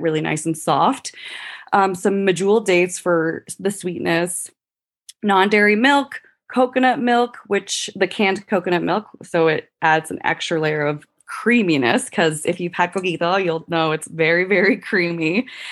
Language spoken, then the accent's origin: English; Puerto Rico; moved away; I'm actually from Puerto Rico.